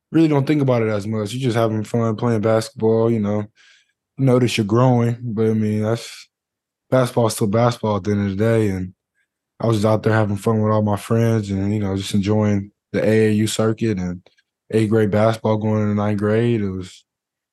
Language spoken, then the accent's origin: English; Texas, United States; I'm from Texas